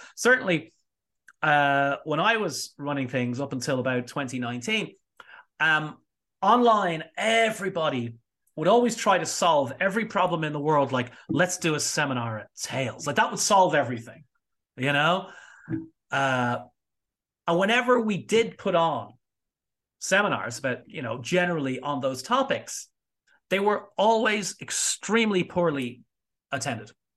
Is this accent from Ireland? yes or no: yes; Ireland; I say this as an Irishman